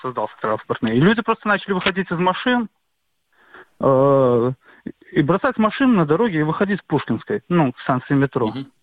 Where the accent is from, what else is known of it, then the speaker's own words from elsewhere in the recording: Minsk, Belarus; Я из Минска, из Минска